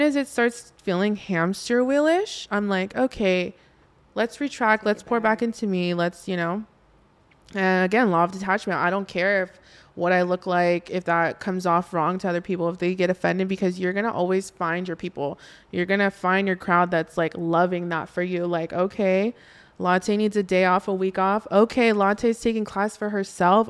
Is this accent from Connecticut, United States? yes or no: no; Oxnard, California, United States; I grew up in Oxnard, California